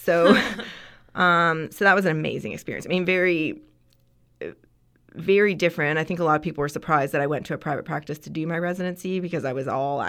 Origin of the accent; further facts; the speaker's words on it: Ontario, Canada; So I'm Canadian, and so in Ontario